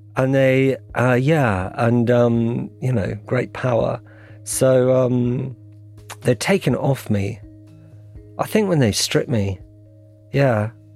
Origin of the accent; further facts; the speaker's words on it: United Kingdom; I'm British journalist